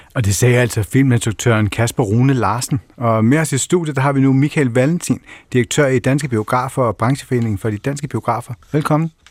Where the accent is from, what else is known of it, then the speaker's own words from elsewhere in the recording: Kerteminde, Southern Denmark, Denmark; Jeg kommer fra Kerteminde.